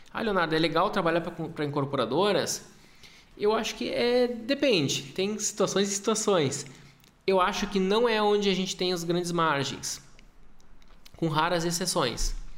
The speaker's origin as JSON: {"language": "Portuguese", "town": "Porto Alegre", "region": "Rio Grande do Sul", "country": "Brazil", "tie": "born or raised there", "also_born_or_lived": "Passo Fundo, Brazil / Europe", "moved": "as an adult", "lives_now": "Gramado, Brazil", "said": "Eu sou de Porto Alegre. Minha vida inteira, uma boa parte, a maior parte da minha vida eu morei lá."}